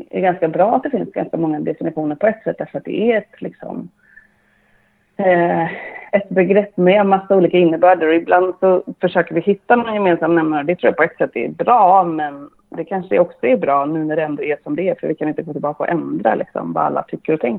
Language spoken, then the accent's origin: Swedish; Sweden; also born or lived in Bolivia; så är jag uppvuxen inom pingströrelsen. Eh, dels i Sverige men också i Sydamerika, mm.